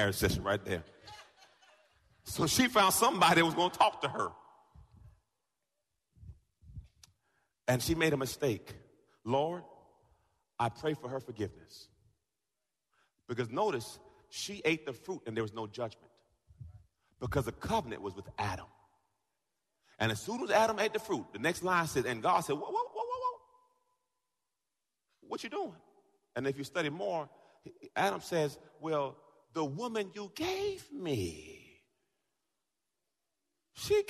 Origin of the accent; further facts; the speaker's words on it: Jamaica; I'm Jamaican